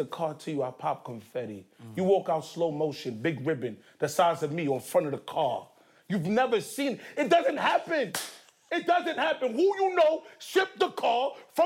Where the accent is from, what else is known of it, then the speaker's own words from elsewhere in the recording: New York City, New York, United States; also born or lived in Nigeria; I'm from Queens, the north side of Queens, Canberra Heights. A Nigerian household